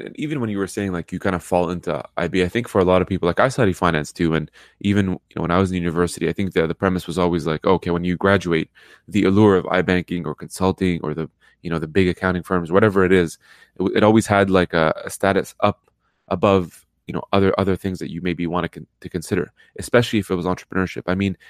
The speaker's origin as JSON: {"language": "English", "country": "Lebanon", "tie": "born there", "also_born_or_lived": "Middle East", "said": "I'm, you know, born in Lebanon, lived in the Middle East half my life"}